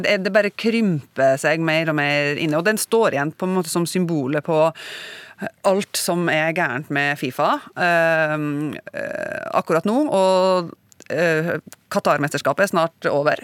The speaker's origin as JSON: {"language": "Norwegian", "region": "Northern Norway", "country": "Norway"}